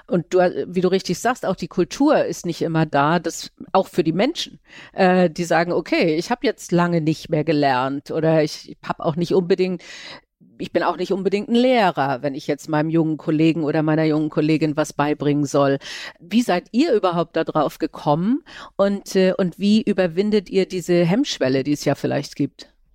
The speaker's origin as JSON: {"language": "German", "town": "Kiel", "region": "Schleswig-Holstein", "country": "Germany", "said": "Ich komme ja nun aus Kiel, äh, ist ja auch ziemlich klein"}